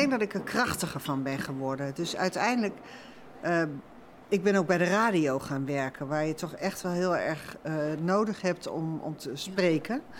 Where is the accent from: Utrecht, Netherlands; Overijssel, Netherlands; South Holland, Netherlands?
Overijssel, Netherlands; Namelijk dat ik ben in Twente groot geworden. Hier ongeveer op deze grond, maar dan een hmm. stukje verderop. En ik ben dus heel erg lang gepest met mijn, mijn Hollands eh, proeten.